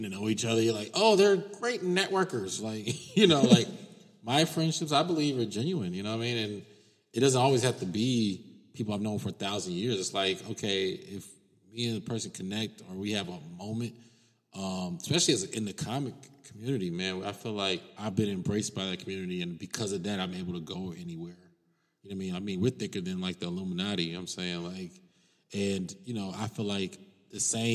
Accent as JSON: {"language": "English", "town": "Cincinnati", "region": "Ohio", "country": "United States", "moved": "as an adult", "lives_now": "Los Angeles, United States", "said": "I'm from Cincinnati, Ohio."}